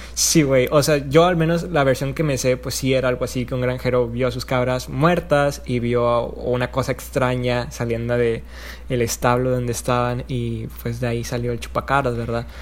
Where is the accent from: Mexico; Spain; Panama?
Mexico; Allende, Nuevo León; yo soy de Allende